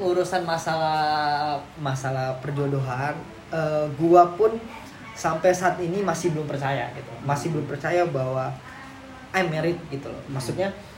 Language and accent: Indonesian; Jakarta, Indonesia; gua selalu mencerminkan diri gua itu Kerawamangun, gitu. Di mana tempat gua tumbuh